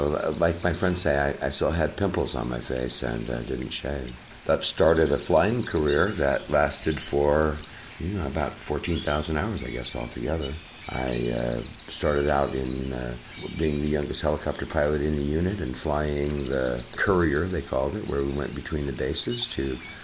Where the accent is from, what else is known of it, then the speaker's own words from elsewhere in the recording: California, United States; also born or lived in Cuba; So when I was a really young child, we lived in Cuba, and I grew up pretty much in California, in Southern California